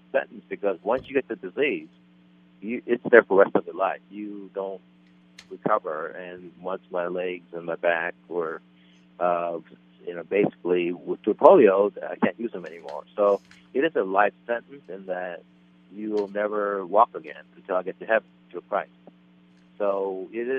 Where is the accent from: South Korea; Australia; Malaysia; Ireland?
South Korea; I was born in South Korea